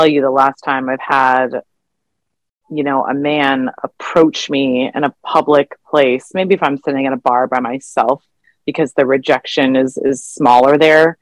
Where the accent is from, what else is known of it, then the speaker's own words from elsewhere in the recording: Arizona, United States; I grew up in Arizona